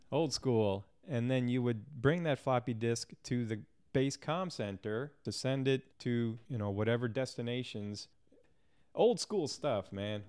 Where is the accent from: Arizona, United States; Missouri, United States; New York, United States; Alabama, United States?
Missouri, United States; St. Louis; I was born and raised in Saint Louis, Missouri